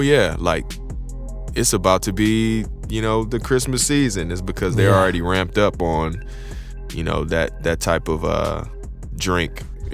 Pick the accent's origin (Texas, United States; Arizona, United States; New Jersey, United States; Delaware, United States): Texas, United States; Houston; I'm from Houston